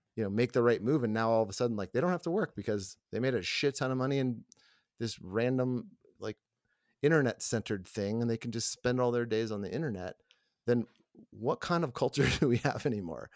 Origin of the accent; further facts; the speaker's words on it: the South, United States; also born or lived in Atlanta; now in Colorado, United States; I grew up in the South